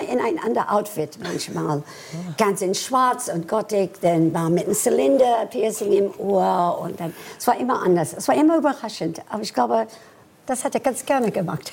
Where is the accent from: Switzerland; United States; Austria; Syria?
United States; Washington, District of Columbia; German is a second language; moved away as an adult; also born or lived in Frankfurt, Germany; now in Germany; Ich bin mit 18 von den USA nach äh, Deutschland gekommen zu arbeiten als Balletttänzerin